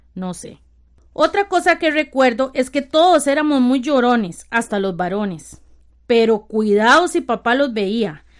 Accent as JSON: {"language": "Spanish", "town": "San Rafael de Ojo de Agua", "region": "Alajuela", "country": "Costa Rica", "tie": "born or raised there", "said": "Soy la sexta de mis ocho hermanos y hermanas. Tengo 47 años cumplidos. Vivo en San Rafael de Ojo de Agua, Costa Rica, donde siempre he vivido."}